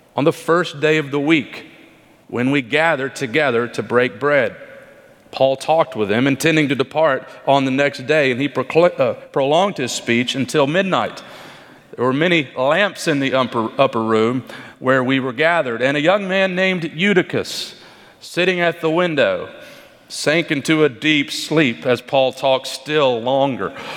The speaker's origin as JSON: {"language": "English", "region": "Kentucky", "country": "United States", "tie": "born or raised there", "moved": "yes", "said": "my home state, actually, the great state of Kentucky"}